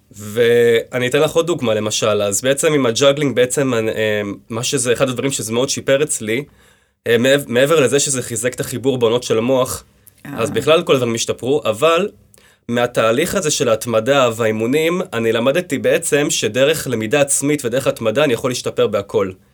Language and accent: Hebrew; Hadera, Haifa District, Israel; also born or lived in Kfar HaHoresh / Pardes Hanna; אני נולדתי בחדרה, כן. בגיל אה, ארבע אה, עברנו לגור בקיבוץ כפר חורש